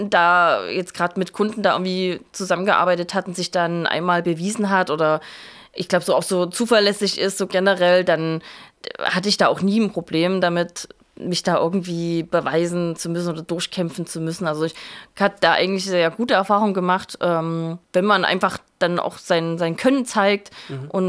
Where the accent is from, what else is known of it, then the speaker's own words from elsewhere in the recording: Saxony, Germany; also ich bin aus der Nähe von Leipzig ursprünglich und wusste, dass ich auch wieder nach Leipzig zurück möchte.